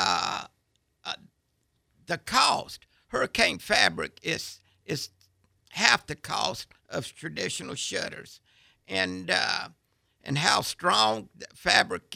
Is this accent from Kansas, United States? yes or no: no; Crestview, Florida, United States; I was raised in Crestview